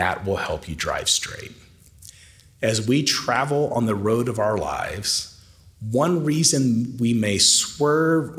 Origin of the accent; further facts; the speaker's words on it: Tennessee, United States; the outskirts of my hometown in Tennessee